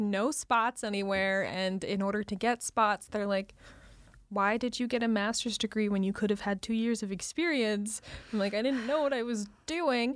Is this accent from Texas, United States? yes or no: no; Utah, United States; moved away; my family lives in Utah